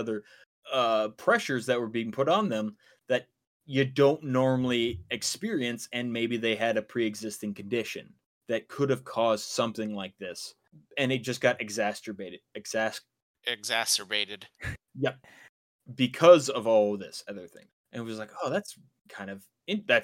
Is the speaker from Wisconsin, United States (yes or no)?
yes; Wisconsin, United States; we're from Wisconsin